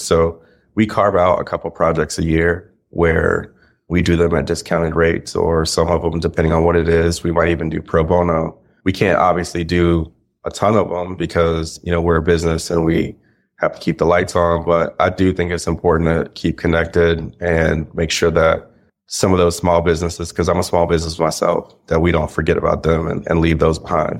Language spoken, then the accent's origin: English; Kennesaw, Georgia, United States; I'm from Kennesaw, Georgia.